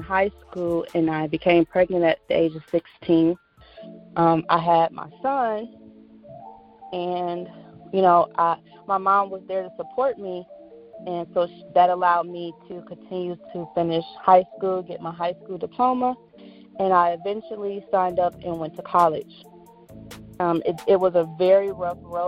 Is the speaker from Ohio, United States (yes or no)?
yes; Cleveland, Ohio, United States; I'm from Cleveland, Ohio